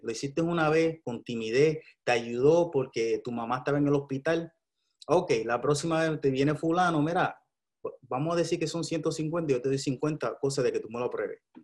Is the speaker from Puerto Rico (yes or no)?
yes; Puerto Rico; Tengo que votar por lo que está pasando en mi país